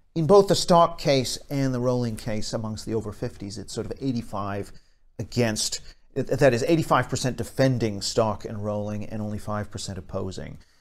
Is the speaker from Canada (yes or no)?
yes; Canada; I'm from Canada